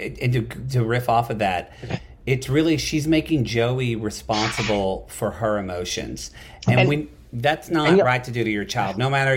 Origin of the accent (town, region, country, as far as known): Lone Grove, United States; born or raised there